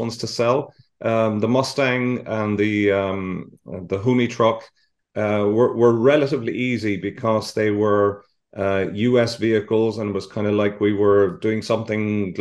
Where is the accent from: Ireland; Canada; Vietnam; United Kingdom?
Ireland; it was my home country